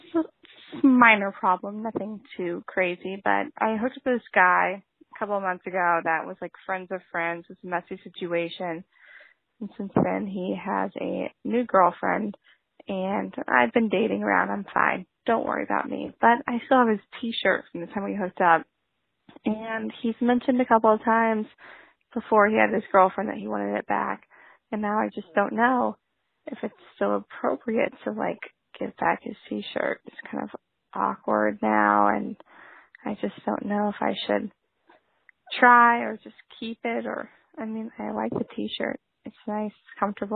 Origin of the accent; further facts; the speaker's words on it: Texas, United States; now in New York, United States; I'm twenty-two and live in New York. I'm from Texas.